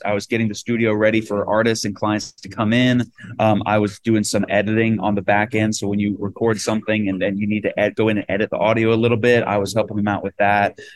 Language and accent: English; Rhode Island, United States; moved away as an adult; now in Nashville, United States; I'm from Rhode Island, which is the small state in America originally